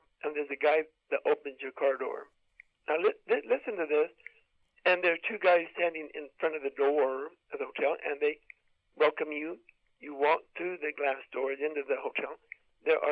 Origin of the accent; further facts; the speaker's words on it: United States; being American and being an adventure outdoor person